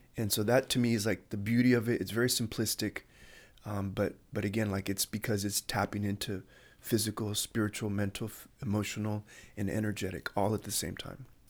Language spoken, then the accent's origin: English; Chula Vista, California, United States; I grew up in Bonita, uh, Chula Vista